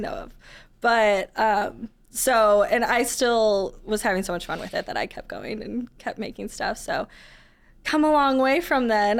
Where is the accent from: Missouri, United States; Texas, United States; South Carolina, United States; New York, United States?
Missouri, United States; St. Louis; also born or lived in Columbia, Missouri; I grew up in the county and then went to school not too far away and then came back after college